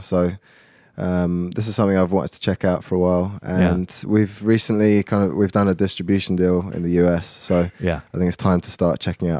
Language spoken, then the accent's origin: English; Oxford, South East England, United Kingdom; now in London, United Kingdom; I was born in London. I went to school kind of for my formative years in Oxford. So that's only about an hour northwest of London. So I've always lived in the south of the UK. And then I've been back in London for the last 10 years since uni.